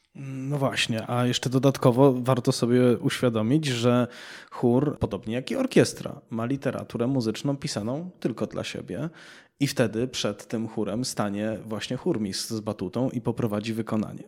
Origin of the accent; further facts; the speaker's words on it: Cieszyn, Silesian Voivodeship, Poland; moved away; w miastach takich jak Cieszyn, skąd pochodzę